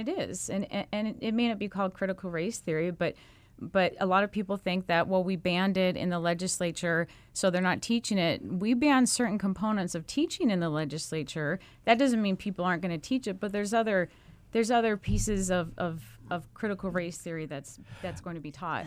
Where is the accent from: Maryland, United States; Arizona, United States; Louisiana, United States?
Arizona, United States; Mesa; Mesa is my hometown. I'm, I'm from Mesa. I came out of the Mesa public school system, graduated from Mesa High